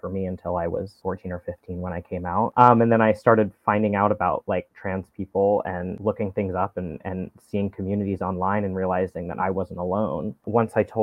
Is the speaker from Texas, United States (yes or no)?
no; Knoxville, Tennessee, United States; moved away; I was in Knoxville. I'm from Knoxville, Tennessee